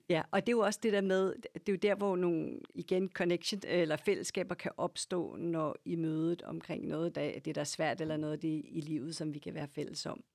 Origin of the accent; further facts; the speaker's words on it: Lyngby, Capital Region of Denmark, Denmark; also born or lived in Copenhagen / Herlev; now in Ølstykke, Denmark; jeg voksede op i Lyngby, sådan ja. nord for København